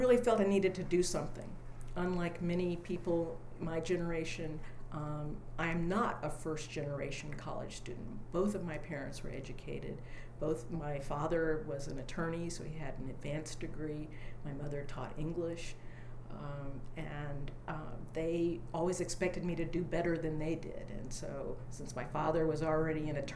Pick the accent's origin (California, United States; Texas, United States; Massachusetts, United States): Massachusetts, United States; Sudbury; moved away as an adult; also born or lived in Dayton, Ohio / Englewood, New Jersey; now in Austin, United States; finally moved up to Sudbury, Massachusetts, where I spent most of my childhood and then teenage years before I went to college